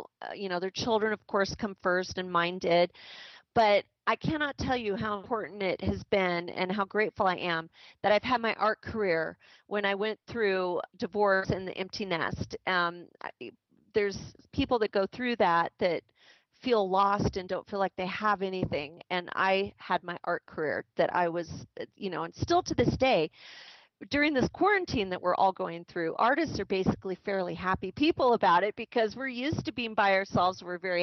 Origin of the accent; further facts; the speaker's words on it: Southwest, United States; now in Idaho, United States; I grew up in the Southwest the first part of my life